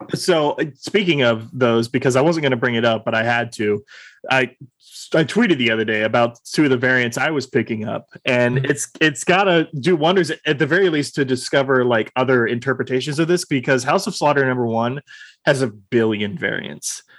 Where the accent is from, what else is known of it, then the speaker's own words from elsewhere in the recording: Austin, Texas, United States; I was born and raised here in Austin, Texas